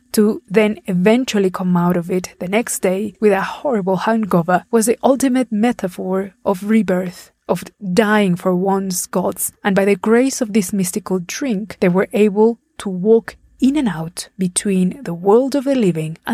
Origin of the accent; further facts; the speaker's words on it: Puebla, Mexico; my hometown of Puebla